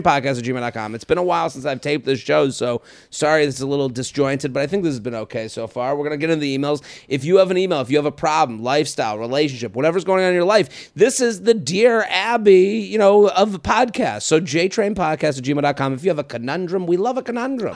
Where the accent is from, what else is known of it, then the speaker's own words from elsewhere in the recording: Needham, Massachusetts, United States; moved away; my hometown of Needham, Massachusetts